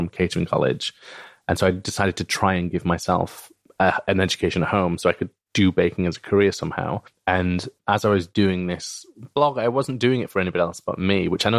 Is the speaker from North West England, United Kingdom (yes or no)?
no; Bradford, Yorkshire and the Humber, United Kingdom; because I grew up in Bradford, and I don't really have a strong Yorkshire or Bradford accent for a couple of reasons